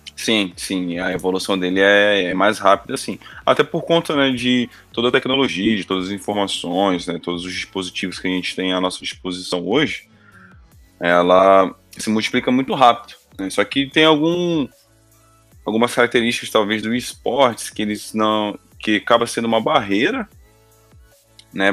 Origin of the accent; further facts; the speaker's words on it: Brazil; como brasileiro